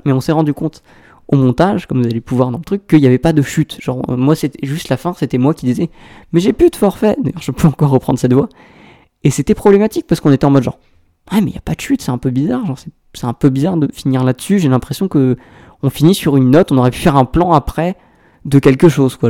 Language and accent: French; Aix-en-Provence, Provence-Alpes-Côte d'Azur, France; je viens d'Aix-en-Provence